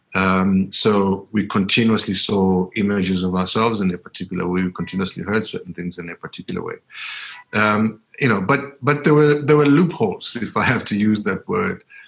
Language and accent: English; Soweto, Gauteng, South Africa; growing up in Diepkloof in, in the 80s and the 90s